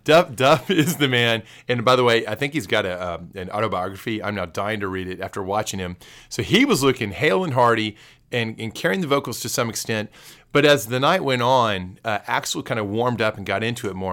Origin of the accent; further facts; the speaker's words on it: Texas, United States; moved away; also born or lived in New York; growing up in Texas, you have your morning games